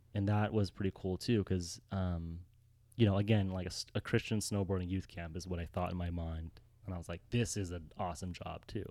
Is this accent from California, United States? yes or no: yes; Los Angeles, California, United States; moved away as an adult; also born or lived in Mammoth Lakes; now in San Diego, United States; born and raised in Los Angeles